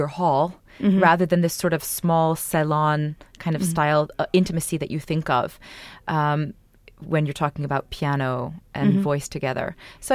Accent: United States; as an American singer

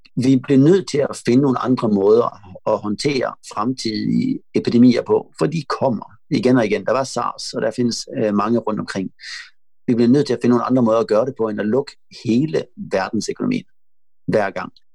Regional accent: Malmö, Skåne, Sweden; Jeg kommer fra Malmø, hvor der er mange indbyggere

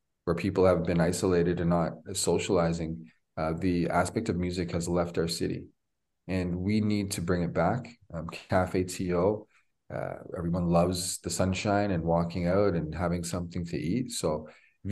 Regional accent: Toronto, Ontario, Canada; I'm born and raised in Toronto, 49 years old

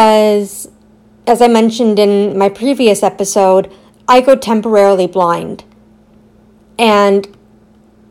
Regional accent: Aurora, Ontario, Canada; also born or lived in Newmarket; my town or my hometown Aurora, so Newmarket or Aurora

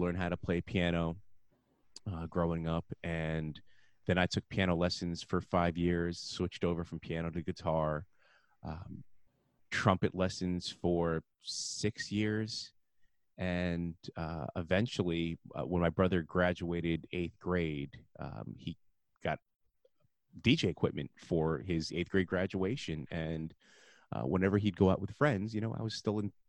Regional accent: Livingston, New Jersey, United States; I grew up in a town called Livingston, New Jersey

